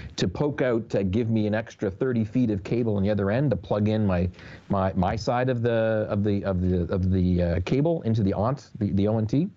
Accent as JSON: {"language": "English", "country": "Canada", "moved": "yes", "said": "as a Canadian"}